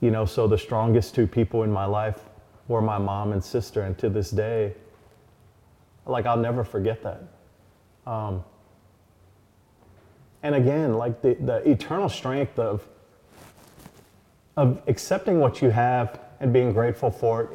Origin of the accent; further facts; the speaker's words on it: Hawaii, United States; growing up in Hawaii was good for me